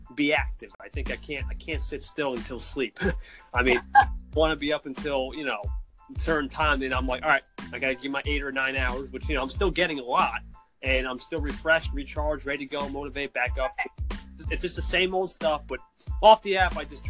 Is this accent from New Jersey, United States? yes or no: yes; New Jersey, United States; I'm from New Jersey. So yeah, Jersey boy representing.